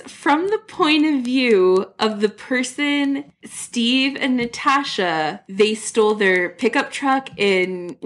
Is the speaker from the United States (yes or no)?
no; Canada; I'm so Canadian